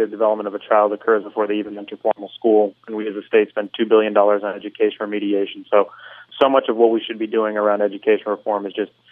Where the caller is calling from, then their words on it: Aventura, Florida, United States; I'm actually calling from the northern part of the county, from Aventura.